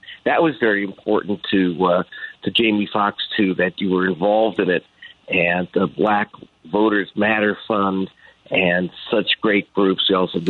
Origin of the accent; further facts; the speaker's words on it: Los Angeles, California, United States; I grew up here in Los Angeles before food stamps